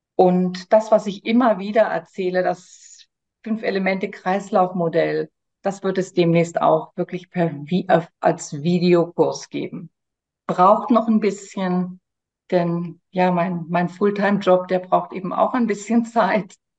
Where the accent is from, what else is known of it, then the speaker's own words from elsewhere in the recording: Germany; moved away as an adult; now in France; komme ich ursprünglich aus Deutschland, habe aber vor 26 Jahren Frankreich zu meiner Wahlheimat gemacht